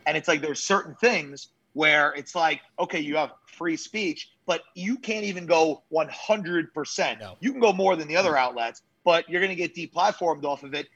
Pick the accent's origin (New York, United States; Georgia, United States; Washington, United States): New York, United States; moved away; also born or lived in Jacksonville, Florida; Growing up in New York